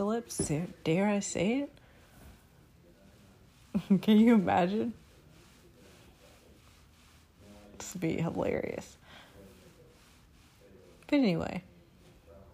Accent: Chicago, Illinois, United States; I am from Inglewood, Chicago

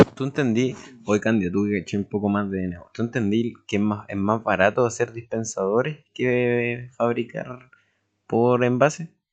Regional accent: Chile; como en chileno

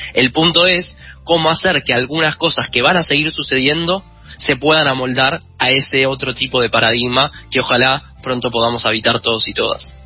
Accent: Argentina

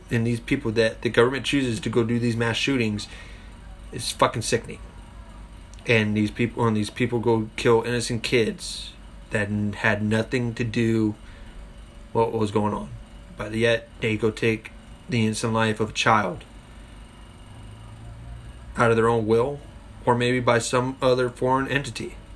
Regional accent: United Kingdom; But me, I'm a Brit, I'm a proud gun owner

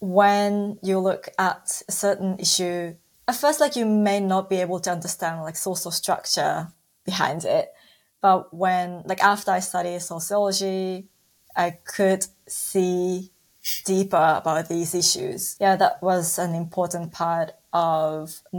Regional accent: Osaka, Japan; I was born and raised in Osaka, which is the second largest city in Japan, next to Tokyo.

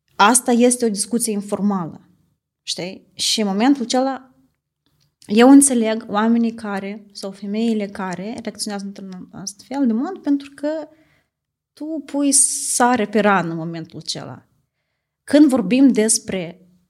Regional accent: Italy; moved away as an adult; now in Moldova; am crescut în Italia

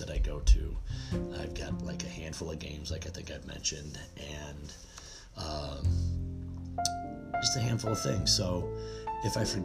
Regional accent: Buffalo, New York, United States; I'm from Buffalo, New York

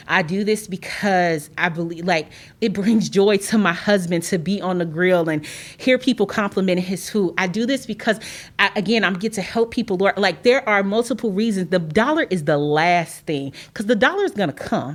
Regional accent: Chicago, Illinois, United States; moved away as an adult; now in Carbondale, United States; I'm originally from Chicago

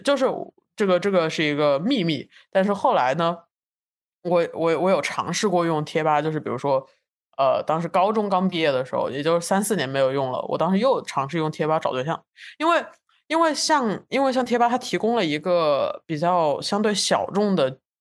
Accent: China; 就是从一个从小在国内长大的

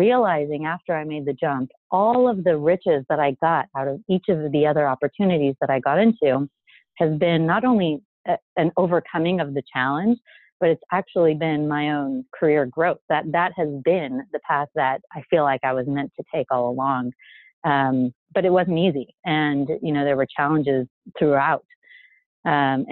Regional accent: El Paso, Texas, United States; moved away as an adult; also born or lived in Israel / New Jersey / New York; now in San Francisco Bay Area, United States; I already said I'm from El Paso. So being from El Paso means that I definitely need to speak Spanish.

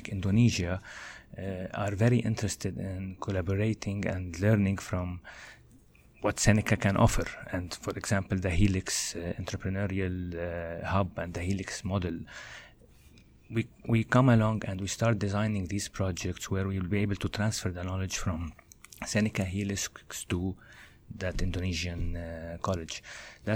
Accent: Lebanon; moved away as an adult; now in Canada; I studied in Lebanon, my home country. Then when I moved to Canada here, I did my master's over here

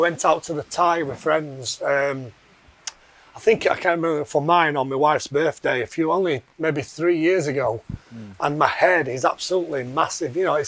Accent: Yorkshire and the Humber, United Kingdom; I'm from Yorkshire originally, which you can probably tell by the accent. Brought up by a working class family in a working class town

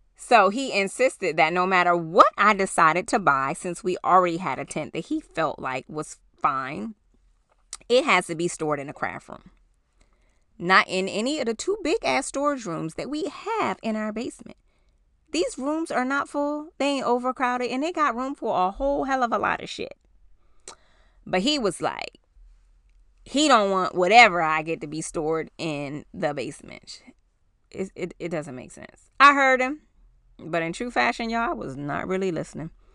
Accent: New York, United States; moved away; we were in New York

